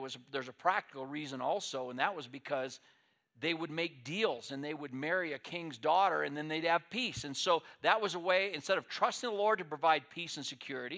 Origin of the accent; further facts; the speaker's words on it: United States; as American people